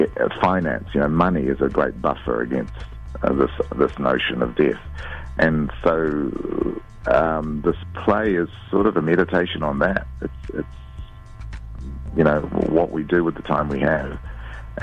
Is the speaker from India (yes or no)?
yes; India; I mean, I'm Indian, and my view of the world is influenced by that.